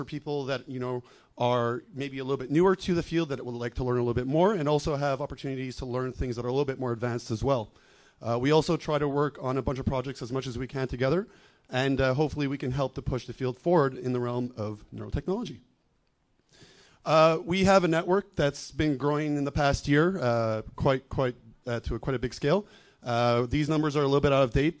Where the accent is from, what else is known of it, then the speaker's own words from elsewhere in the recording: Montreal, Quebec, Canada; I'm from Montreal, Canada.